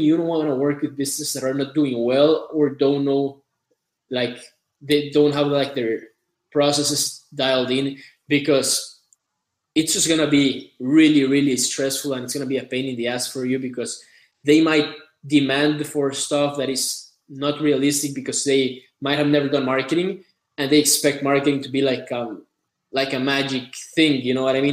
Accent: Costa Rica; I'm from Costa Rica. I've lived here all my life.

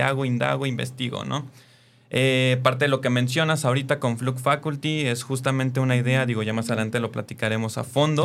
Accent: Mexico City, Mexico; yo soy originario de la Ciudad de México

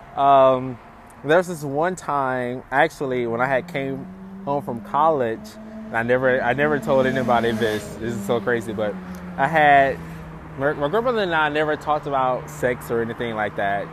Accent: Eatonton, Georgia, United States; now in Los Angeles, United States; I grew up in Eatonton, Georgia, a small town

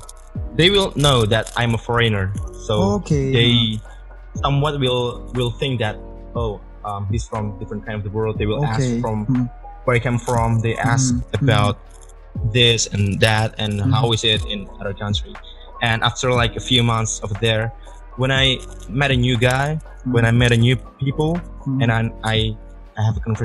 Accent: Indonesia; accent: Indonesian; accent, strong Indonesian accent.

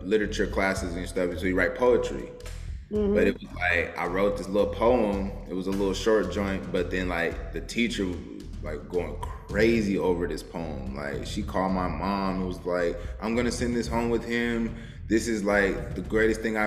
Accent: Denver, Colorado, United States; also born or lived in Houston, Texas; now in Texas, United States; we moved back to Denver, where she's from. So I was raised there like during the school year

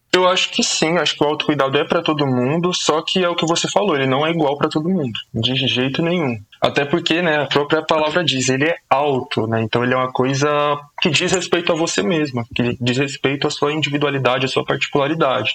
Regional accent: São Paulo, Brazil; Sou da zona norte de São Paulo, nascido e crescido na Brasilândia

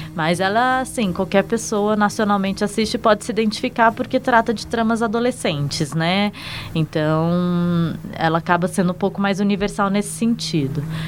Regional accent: São Paulo, Brazil; moved away as an adult; now in Brasília, Brazil; Eu sou paulistana, mas eu moro em Brasília também desde 2010

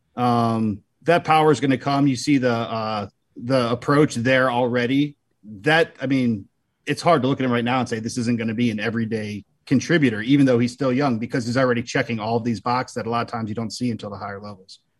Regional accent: Annapolis, Maryland, United States; moved away as an adult; now in Wisconsin, United States; I grew up an Orioles fan, and uh, outside of Baltimore, I grew up in Annapolis

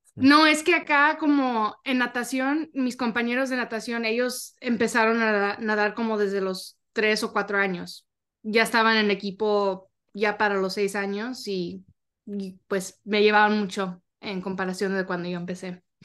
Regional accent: Arlington, Texas, United States; yo soy de Arlington, Texas

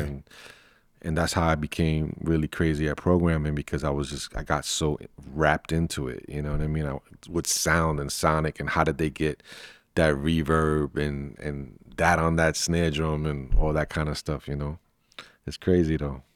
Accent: New York City, New York, United States; now in New Jersey, United States; I'm from Brooklyn, from Sunset Park.

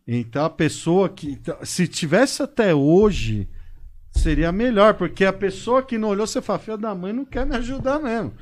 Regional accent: São Paulo, Brazil; moved away as an adult; now in Botucatu, Brazil; Nasci em São Paulo, paulistano da gema.

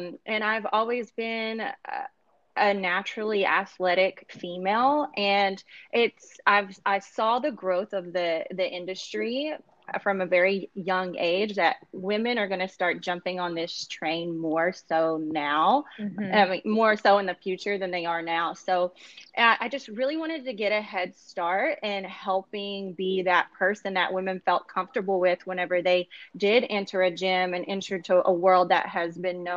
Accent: Kentucky, United States; moved away as an adult; now in Los Angeles, United States; I am currently in Los Angeles. I am originally from Kentucky. I've been in LA for about 7 years now

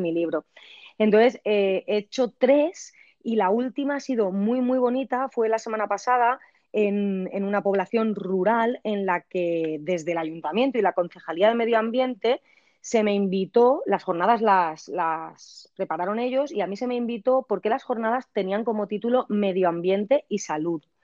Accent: a village near Valencia, Valencian Community, Spain; yo soy de este pueblo de toda mi vida. Es mi pueblo natal, natal, dentro de que el hospital donde nací estaba en la ciudad de Valencia

